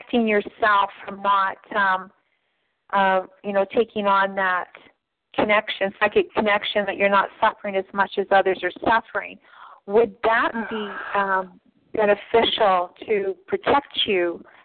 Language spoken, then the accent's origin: English; Canada; I'm Canadian